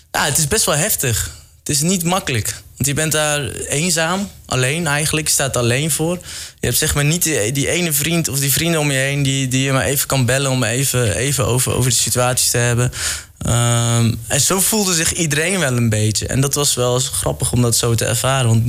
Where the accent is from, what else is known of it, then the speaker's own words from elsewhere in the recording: Netherlands; dat ik uit Nederland kom en waarschijnlijk genoeg geld heb